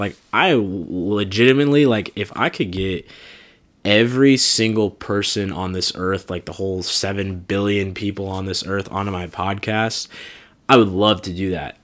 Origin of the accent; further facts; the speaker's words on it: Des Moines, Iowa, United States; moved away; coming back to my hometown of Des Moines